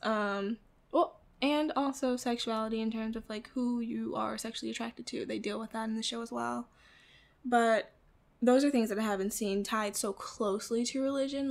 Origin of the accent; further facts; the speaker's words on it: Midwest, United States; I grew up in the Midwest in an apartment with my mother and my grandmother